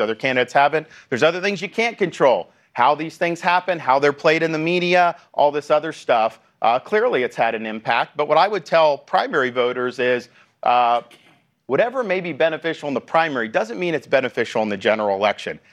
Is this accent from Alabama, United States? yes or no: no; Florida, United States; my home state of Florida